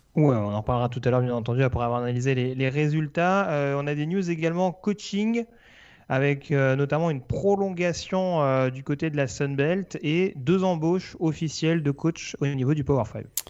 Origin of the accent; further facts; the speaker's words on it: France; accent: French; mon accent français